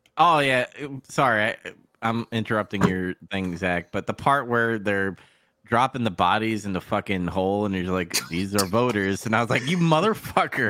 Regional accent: New York, United States; I'm from New York

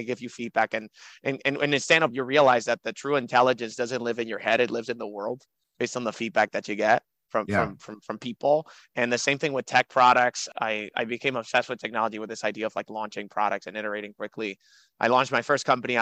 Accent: Dominican Republic; also born or lived in Miami, United States; now in New York, United States; I'm from the Dominican Republic. I came, graduated high school in Miami, went to college at New York University

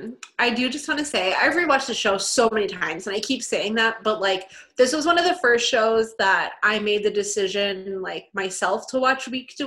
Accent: Texas, United States; growing up in Texas

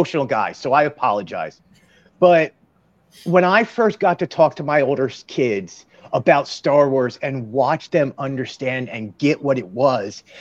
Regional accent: King of Prussia, Pennsylvania, United States; also born or lived in Eagleville, Pennsylvania; now in Orlando area, Florida, United States; I'm from King of Prussia also

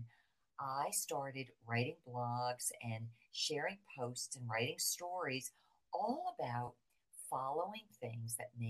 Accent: New Jersey, United States; moved away as an adult; now in Florida, United States; I'm from right outside of New York City. I grew up in New Jersey

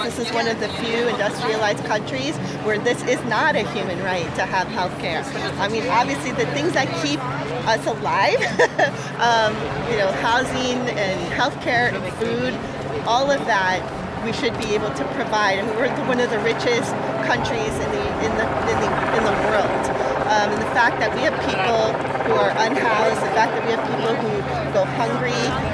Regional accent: Chicago, Illinois, United States; now in Los Angeles, United States; I'm originally from Chicago, and now I live here in Los Angeles

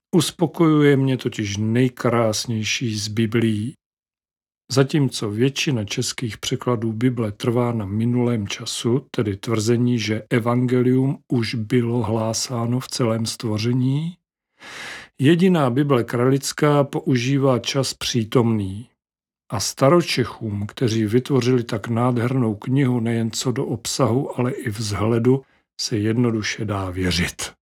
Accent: Moravia, Czechia; jak říkáme u nás na Moravě

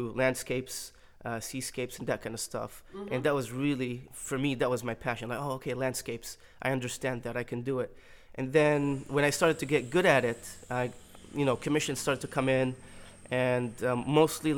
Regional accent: Milwaukee, Wisconsin, United States; I reside in Milwaukee, Wisconsin, okay. And I was born there, so you can call me an official cheesehead

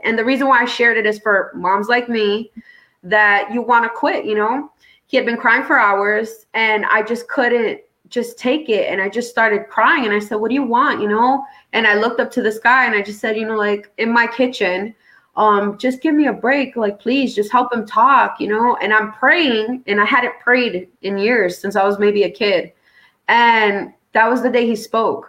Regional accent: New York City, New York, United States; I grew up in New York City and Brooklyn

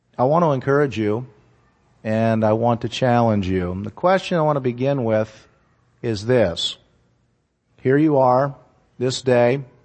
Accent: Hollidaysburg, Pennsylvania, United States; I grew up in Hollidaysburg, Pennsylvania, which is just, um, outside of Altoona

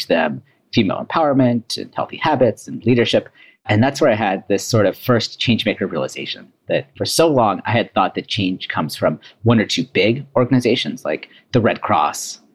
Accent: Bay Area, Silicon Valley, California, United States; moved away as an adult; also born or lived in Washington, D.C.; me growing up in the Bay Area, in Silicon Valley, in the heart of innovation

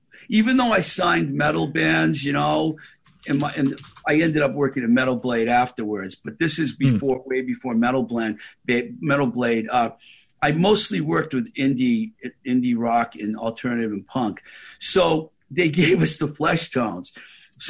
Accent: Boston, Massachusetts, United States; I was from Boston

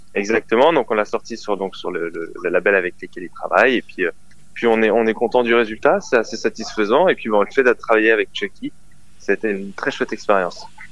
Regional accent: near Avignon, Provence-Alpes-Côte d'Azur, France; Je suis du sud de la France, euh, à côté d'Avignon

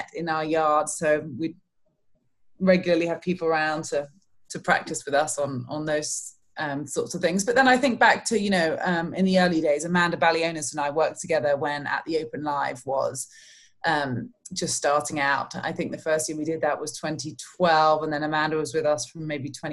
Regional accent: London, United Kingdom; accent: British; moved away as an adult; now in Orlando, United States; We grew up in London, but we used to spend the summers down there on the Kent coast

